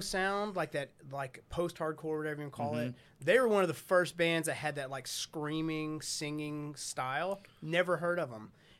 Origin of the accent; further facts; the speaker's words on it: North Little Rock, Arkansas, United States; I grew up in North Little Rock, right? So, but you're in Arkansas, there's nothing here.